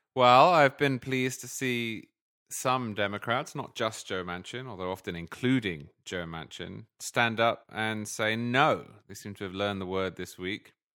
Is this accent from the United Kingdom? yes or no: yes; United Kingdom; also born or lived in England; now in United States; as a Brit who grew up in a parliamentary system